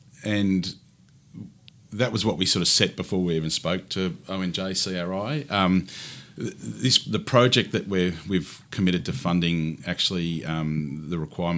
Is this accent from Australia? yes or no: yes; Deniliquin, New South Wales, Australia; moved away; also born or lived in Auckland, New Zealand; I grew up in Denny, so Deniliquin in southern New South Wales.